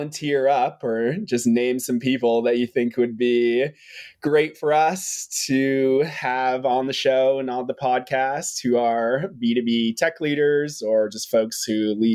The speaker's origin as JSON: {"language": "English", "town": "Boston", "region": "Massachusetts", "country": "United States", "tie": "born or raised there", "said": "I was born in Boston, Massachusetts"}